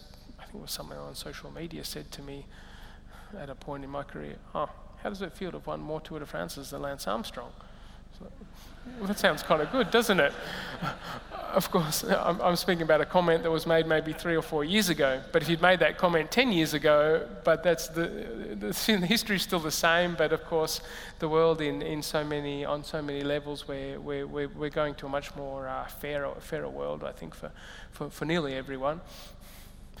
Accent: Katherine, Northern Territory, Australia; moved away; also born or lived in Melbourne, Australia; I was born in Katherine in the Northern Territory. I lived in an Aboriginal settlement

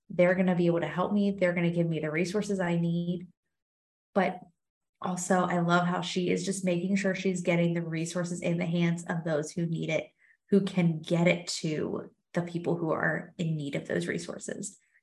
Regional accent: Monongalia County, West Virginia, United States; now in Virginia, United States; when we started high school in West Virginia, at least in Mon County, which is where I'm from

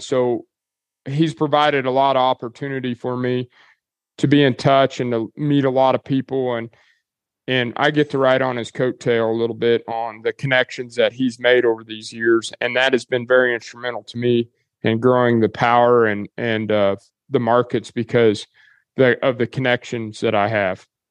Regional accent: Dodge City, Kansas, United States; moved away as an adult; now in Cherokee, Oklahoma, United States; I grew up in Dodge City, Kansas

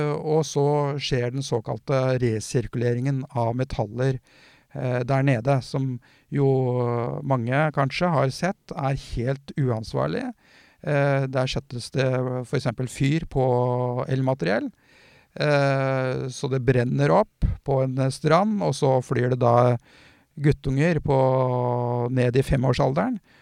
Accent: Porsgrunn, Telemark, Norway; jeg er jo fra Porsgrunn

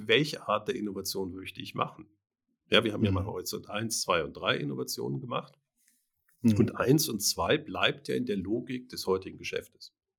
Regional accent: Germany; ich bin in Deutschland aufgewachsen.

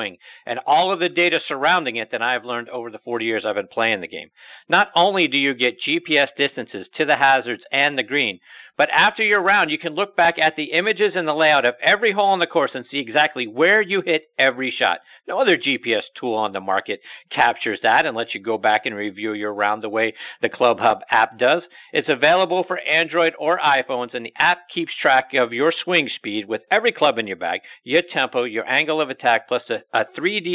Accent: Pittsburgh, Pennsylvania, United States; moved away; also born or lived in Marshfield, Massachusetts; my hometown of Pittsburgh

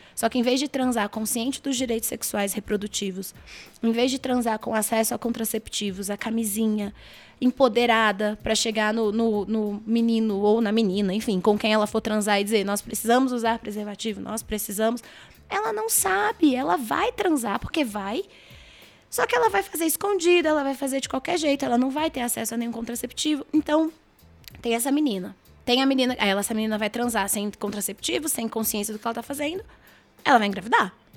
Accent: Brasília, Federal District, Brazil; eu moro em Brasília, nasci em Brasília, trabalho em Brasília

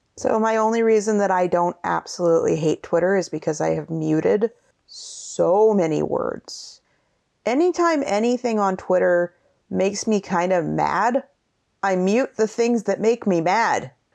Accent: Seattle, Washington, United States; we are from Seattle

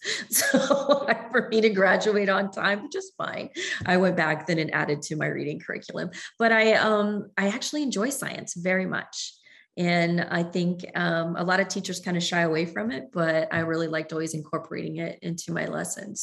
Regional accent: Southern Ohio, United States; moved away as an adult; also born or lived in Galveston, Texas; growing up in Southern Ohio and my family being in Kentucky

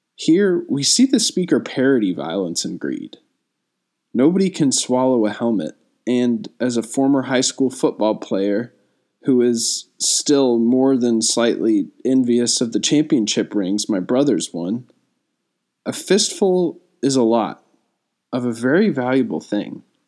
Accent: Fort Worth, Texas, United States; I'm a poet from Fort Worth, Texas

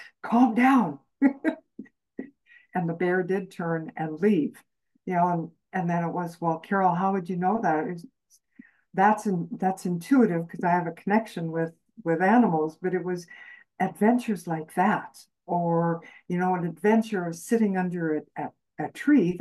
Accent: Canadian Prairies, Canada; I grew up on the Canadian prairies

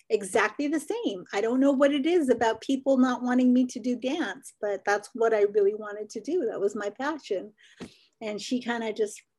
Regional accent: Arizona, United States; I'm originally from the Navajo reservation, or my family is from the Navajo reservation. So I was born on the Navajo reservation. Um, like I said, I lived there for a little while, moved up.

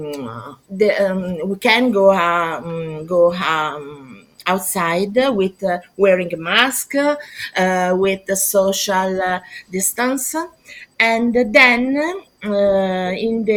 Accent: near Milan, Lombardy, Italy; I am from Italy. I'm Italian, born next to Milan, and I live next to Milan.

